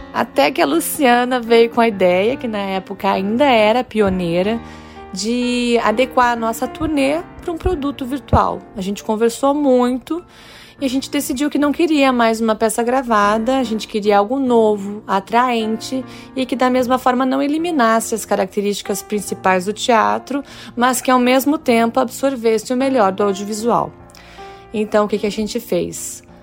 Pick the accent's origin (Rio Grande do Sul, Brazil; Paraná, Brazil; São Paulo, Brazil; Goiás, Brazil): Rio Grande do Sul, Brazil; Santa Maria; moved away as an adult; now in Rio de Janeiro, Brazil; no interior do Rio Grande do Sul, Santa Maria, que é minha cidade natal.